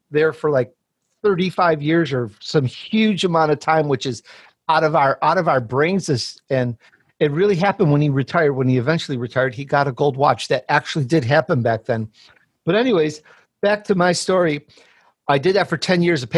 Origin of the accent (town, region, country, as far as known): Chicago, Illinois, United States; born or raised there; also born or lived in Sicily, Italy